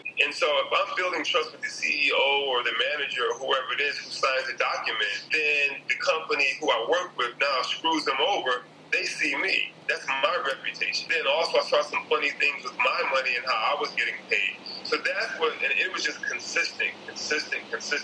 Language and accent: English; Detroit, Michigan, United States; I grew up in Detroit, Michigan